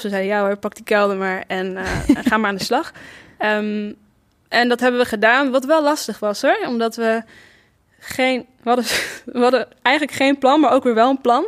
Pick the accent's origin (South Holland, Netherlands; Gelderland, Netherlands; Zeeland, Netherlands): South Holland, Netherlands; Rotterdam; also born or lived in Amsterdam; ik kom uit Rotterdam. Ik ben daar ook geboren